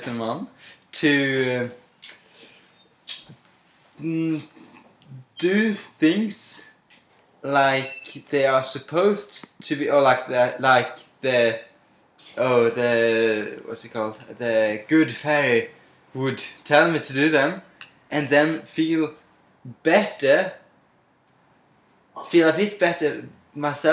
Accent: Sweden; moved away as an adult; now in Berkeley, United States; I'm from a really small town in Sweden

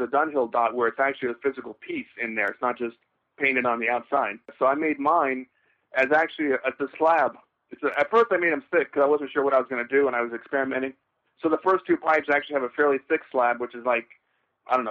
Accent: Los Angeles, California, United States; I was born in Los Angeles and near Hollywood

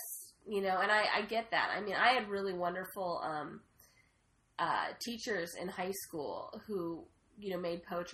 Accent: Oregon, United States; when I was 16 and growing up in Oregon

